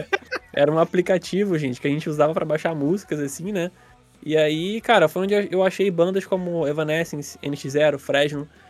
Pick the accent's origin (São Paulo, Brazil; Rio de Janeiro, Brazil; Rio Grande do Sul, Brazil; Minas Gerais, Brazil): Rio de Janeiro, Brazil; Nova Iguaçu; a gente aqui de Nova Iguaçu